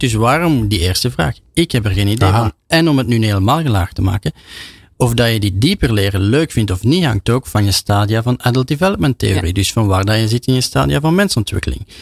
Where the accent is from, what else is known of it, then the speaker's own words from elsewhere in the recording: Belgium; als Belg